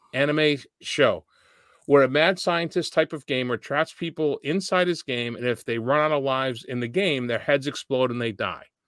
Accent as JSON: {"language": "English", "town": "Boston", "region": "Massachusetts", "country": "United States", "said": "I'm from Boston"}